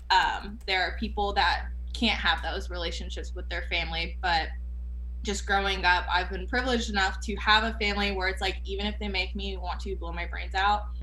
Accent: Canada; now in United States; Like, oh, where are you from? Like, oh, I'm from Canada.

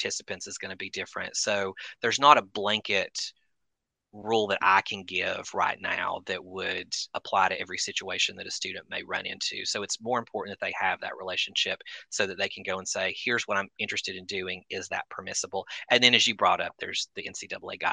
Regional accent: the South, United States; moved away as an adult; now in Melbourne, Australia; I grew up in the South, so my experience is that of someone who lived there for many, many years

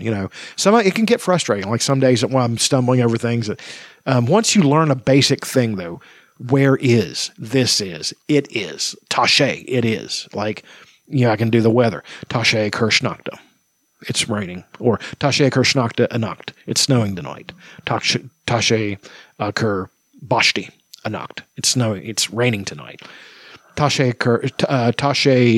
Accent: United States; I'm from America and I speak Irish and English

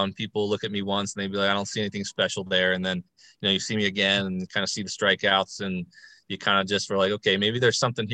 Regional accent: Baltimore, Maryland, United States; play for my hometown team

